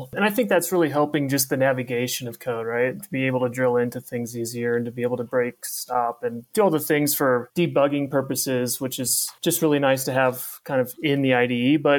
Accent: Midwest, United States; Yeah, God, I grew up in the Midwest, so it's Louisville.

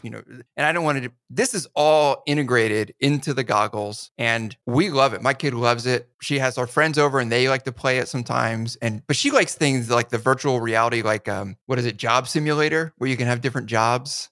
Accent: New Jersey, United States; I grew up in New Jersey

